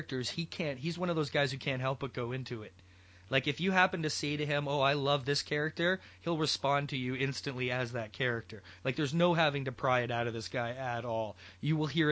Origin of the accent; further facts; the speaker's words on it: Mississauga, Ontario, Canada; my hometown of Mississauga, Ontario